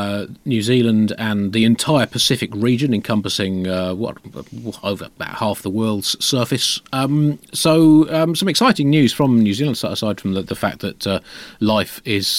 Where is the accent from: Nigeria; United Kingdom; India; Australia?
United Kingdom; But we're British, and throughout our God-given history, we've been completely honest, open, and morally unimpeachable.